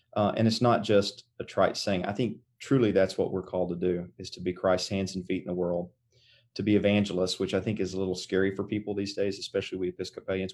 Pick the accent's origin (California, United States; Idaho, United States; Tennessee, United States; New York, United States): Tennessee, United States; Greeneville; moved away as an adult; now in Oklahoma, United States; I grew up in, uh, a little town in East Tennessee. Um, And, uh, it's, it was east of Knoxville, west of the Tri-City, so the town, um, it's called Greenville.